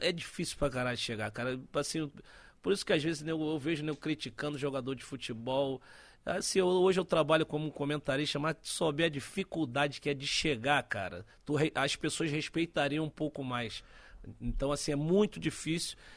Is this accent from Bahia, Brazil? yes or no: no; Rio de Janeiro, Brazil; also born or lived in Santos; eu nasci em Santos. Nasci em Santos na época que meu pai jogava no Santos. Mas fui, fui cedo pro Rio. Fui com meses pro Rio e partir daí vivi no Rio praticamente uma maioria do tempo